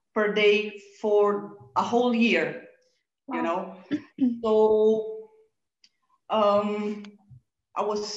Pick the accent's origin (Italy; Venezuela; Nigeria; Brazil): Brazil; moved away; I was born in Brazil